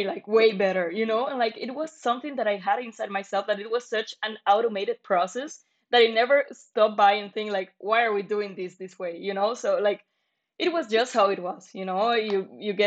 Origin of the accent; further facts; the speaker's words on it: Medellín, Antioquia, Colombia; moved away as an adult; now in Dublin, Ireland; I'm from Medellin, Colombia.